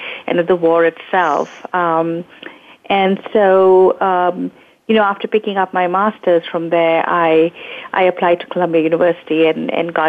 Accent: India; moved away; I was born in India

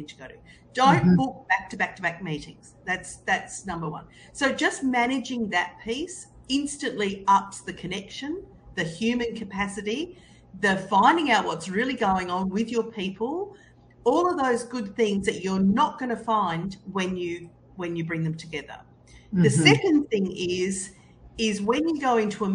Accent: Australia; I'm Australian

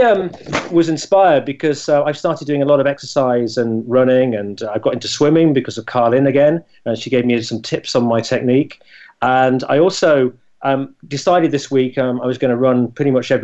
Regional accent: Scunthorpe, Yorkshire and the Humber, United Kingdom; moved away; I came from Scunthorpe, and my dad worked in the Scunthorpe Steelworks

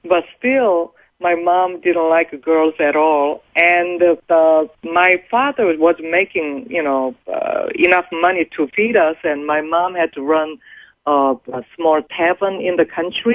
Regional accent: South Korea; moved away as an adult; now in United States; I happen to be born in a poor Korean family at the bottom of the Korean society.

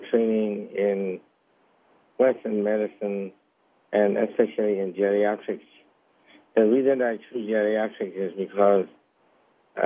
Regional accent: Myanmar; now in Alberta, Canada; I'm originally a Chinese descendant, and I was born in Burma

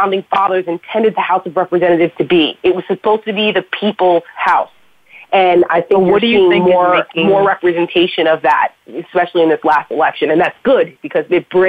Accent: Paramus, New Jersey, United States; my hometown in Paramus, New Jersey, where I'm from

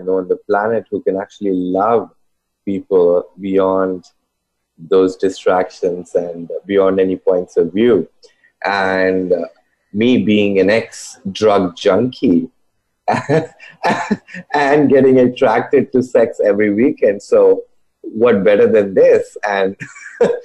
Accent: India; I grew up in India

